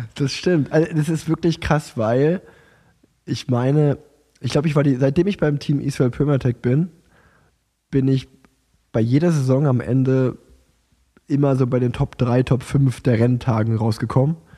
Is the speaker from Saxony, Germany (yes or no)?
no; Unna, North Rhine-Westphalia, Germany; ich bin ja in Unna geboren und groß geworden, habe das Radfahren dort angefangen